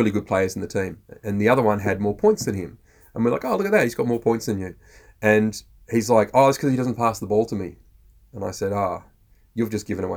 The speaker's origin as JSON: {"language": "English", "country": "Australia"}